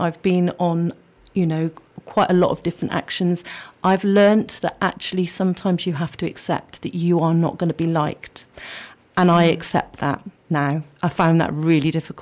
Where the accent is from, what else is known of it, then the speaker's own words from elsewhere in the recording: Yate, South West England, United Kingdom; also born or lived in Bristol; I grew up in Yate, really close to the River Frome